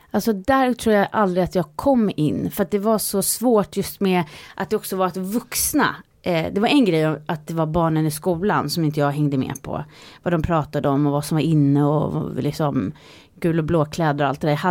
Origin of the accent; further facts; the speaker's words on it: Sweden; born there; Ja, jag föddes i Sverige